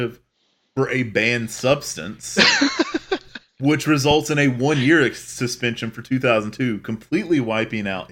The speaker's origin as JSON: {"language": "English", "town": "Charlotte", "region": "North Carolina", "country": "United States", "said": "that's where I'm from. I'm from Charlotte"}